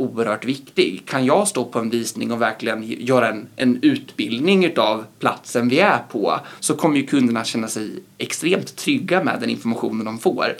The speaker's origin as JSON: {"language": "Swedish", "town": "Linköping", "region": "Östergötland", "country": "Sweden", "tie": "born or raised there", "said": "jobba i min hemstad"}